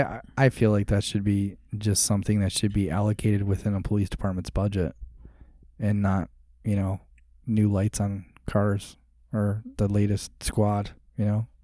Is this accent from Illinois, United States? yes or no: yes; Chicago, Illinois, United States; now in Arizona, United States; So, I grew up in Chicago, was the Navy guy, became a cop